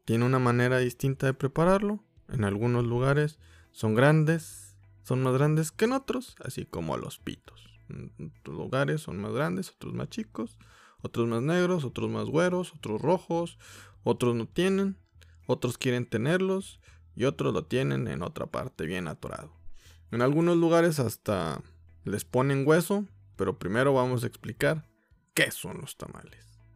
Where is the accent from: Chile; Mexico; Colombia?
Mexico; como mexicanos